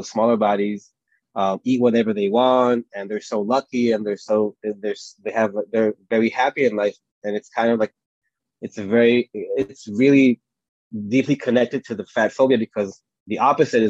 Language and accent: English; Tel Aviv, Tel Aviv District, Israel; I'm from Tel Aviv in Israel.